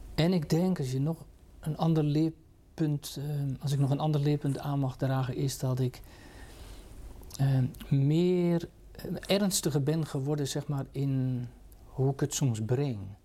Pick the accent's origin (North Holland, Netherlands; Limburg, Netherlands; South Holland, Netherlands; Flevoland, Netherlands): South Holland, Netherlands; Katwijk; ik ben in de Katwijkse context groot geworden